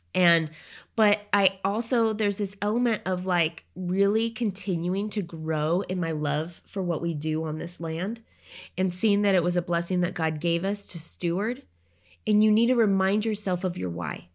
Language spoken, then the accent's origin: English; Oregon, United States; moved away; I grew up in Oregon